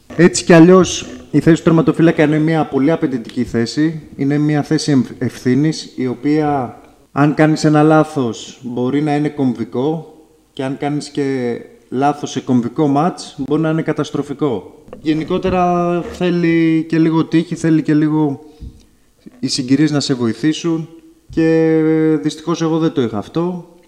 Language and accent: Greek; Patras, Western Greece, Greece; also born or lived in Lamia; now in Tripoli, Greece; Προερχόμενος από, το, από την περιοχή της Πελοποννήσου ήταν πάντα όνειρό μου να επιστρέψω στον τόπο καταγωγή μου. Ήταν πάντα όνειρό μου να αγωνιστώ και στην πόλη μου την Πάτρα